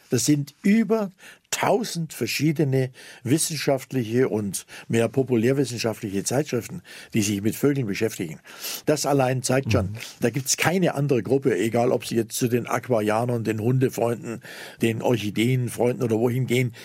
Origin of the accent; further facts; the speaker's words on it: Zittau, Saxony, Germany; now in Lake Constance, Germany; in meiner Heimatstadt Zittau